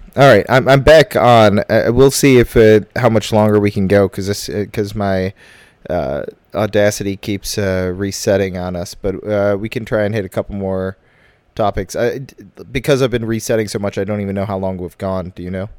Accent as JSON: {"language": "English", "town": "Chicago", "region": "Illinois", "country": "United States", "also_born_or_lived": "Evanston", "said": "I'm from Chicago, but when people ask me where I live, I can't say Chicago anymore."}